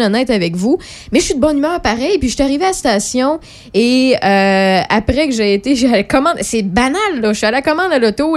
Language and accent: French; Quebec, Canada; On est Québécois